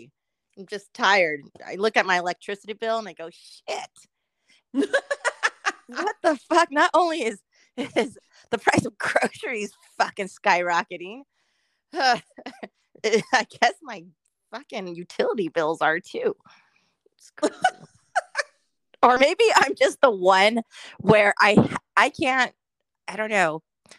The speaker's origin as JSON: {"language": "English", "area": "SoCal", "region": "California", "country": "United States", "tie": "born or raised there", "said": "we grew up in SoCal for the most part."}